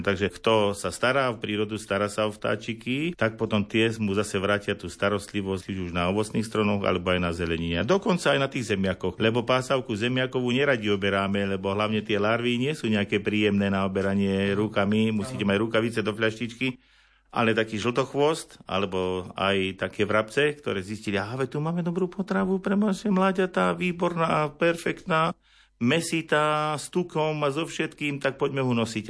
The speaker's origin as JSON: {"language": "Slovak", "town": "Liptovské Revúce", "region": "Žilina Region", "country": "Slovakia", "tie": "born or raised there", "also_born_or_lived": "Ružomberok", "said": "hádam už po tých prvých troch, štyroch dňoch, čo mama prišla domov, tak som spätý s týmto rodiskom"}